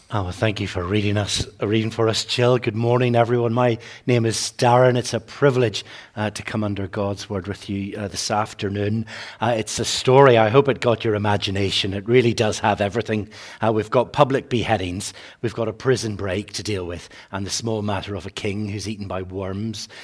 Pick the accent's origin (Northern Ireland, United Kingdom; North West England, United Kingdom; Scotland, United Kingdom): Northern Ireland, United Kingdom; growing up in Northern Ireland